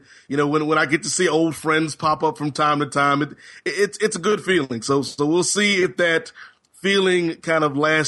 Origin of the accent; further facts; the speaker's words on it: Virginia, United States; when I was growing up in Hampton Roads, Virginia, as a young black youth, when I would go over my Caucasian friend's house and find out about Sunday Delight, because we didn't know about such things where I stayed.